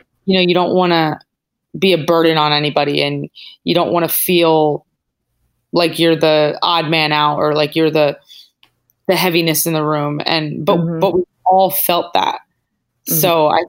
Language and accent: English; Northeast, United States; now in Los Angeles, United States; We're both from the Northeast